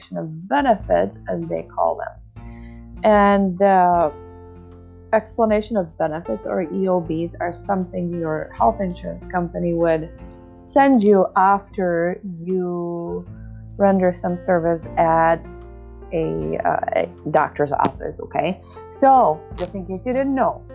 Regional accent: Czechia; moved away as an adult; now in United States; I moved from my home country of the Czech Republic to the United States

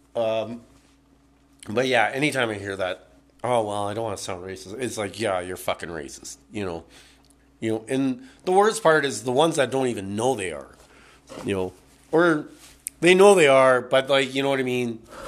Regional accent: Burnaby, British Columbia, Canada; born and raised in this country

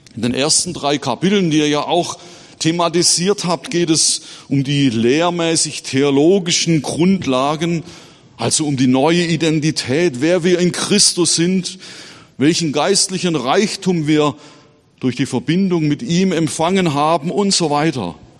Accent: Baden-Württemberg, Germany; moved away as an adult; now in Erzhausen, Germany; heute mit euch Gottesdienst zu feiern in meiner Heimatgemeinde

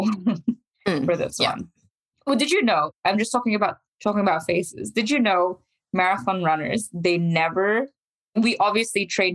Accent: New Zealand; we're from New Zealand

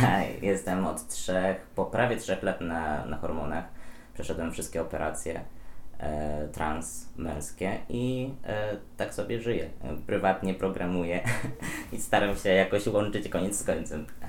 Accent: Podlaskie Voivodeship, Poland; moved away as an adult; now in Warsaw, Poland; ja też pochodzę z Podlasia

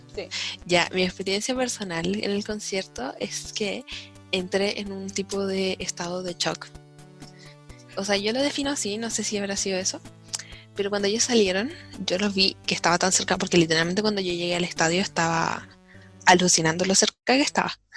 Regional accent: Santiago, Santiago Metropolitan Region, Chile; yo soy de Santiago

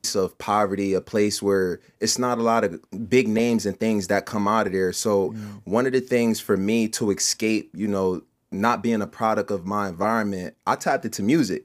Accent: Camden, New Jersey, United States; I am from Camden, New Jersey

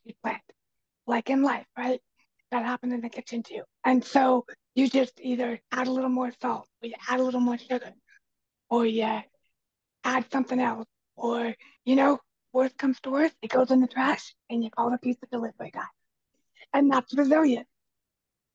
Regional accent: United States; I'm actually first generation mainland in my family.

